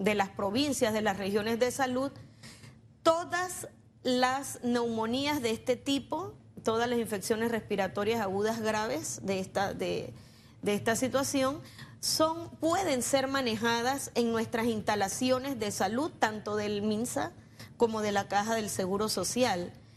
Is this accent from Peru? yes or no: no; Panama; nosotros en Panamá